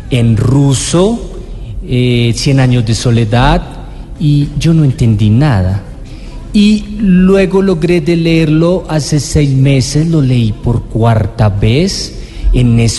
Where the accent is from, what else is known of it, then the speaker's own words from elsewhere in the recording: Armenia, Quindío, Colombia; yo soy de, Armenia fui paisa como hasta antes de la subdivisión departamental, digamos.